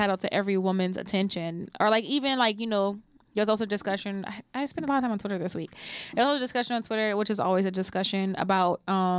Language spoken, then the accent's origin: English; New Orleans, Louisiana, United States; I'm from New Orleans.